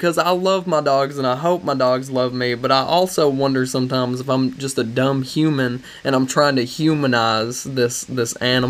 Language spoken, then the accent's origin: English; United States